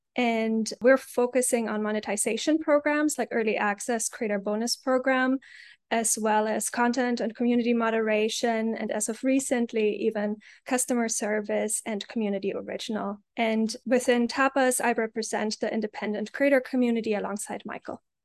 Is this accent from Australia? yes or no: no; Germany; moved away; I grew up in Germany.